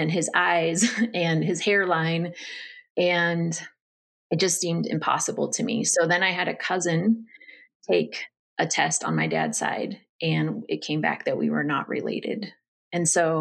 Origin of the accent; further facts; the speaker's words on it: Northern California, United States; I grew up in Northern California with a mom, a dad, and two sisters